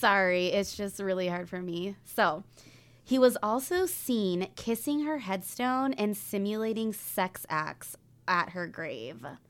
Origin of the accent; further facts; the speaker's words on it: Northern California, United States; when I was younger, growing up in Northern California